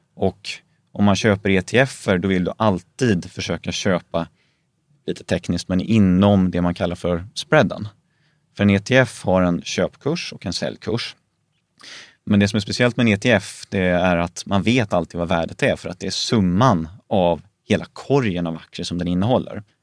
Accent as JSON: {"language": "Swedish", "region": "Småland", "country": "Sweden", "said": "jag är ju grunden smålänning"}